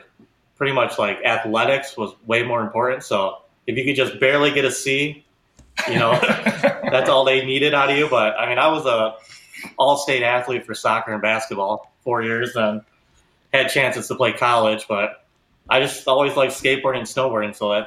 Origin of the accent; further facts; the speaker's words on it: Northport, Michigan, United States; I grew up in North Park, which is like at the very tip of the Pinky, like a small town